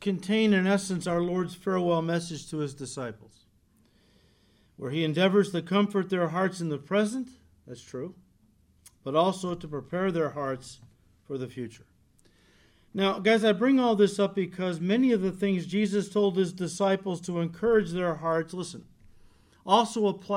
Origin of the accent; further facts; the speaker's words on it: United States; As Americans